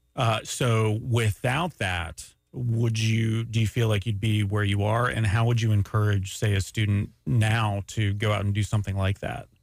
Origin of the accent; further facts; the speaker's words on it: Daytona Beach, Florida, United States; also born or lived in Montreal, Canada; raised in Daytona Beach, Florida.